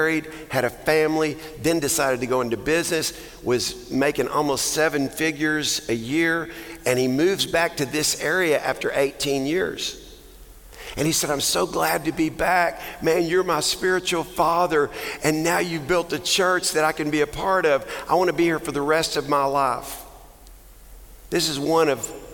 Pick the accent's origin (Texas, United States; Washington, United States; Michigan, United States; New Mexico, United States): Texas, United States; I'm a Texan